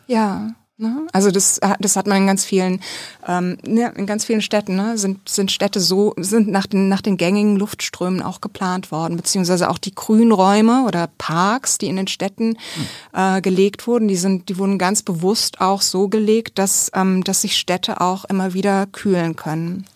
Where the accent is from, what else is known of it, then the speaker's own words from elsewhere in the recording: a village near Bad Kreuznach, Bingen, Mainz, Rhineland-Palatinate, Germany; also born or lived in Kaiserslautern; ich bin in einem Dorf aufgewachsen, in der Nähe von Bad Kreuz nach Bingen-Mainz, also Rheinland-Pfalz.